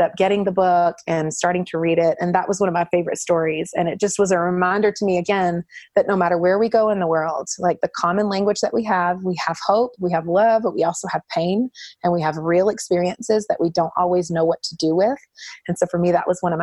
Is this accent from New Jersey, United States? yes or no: no; North Carolina, United States; I was raised in the Southeast in North Carolina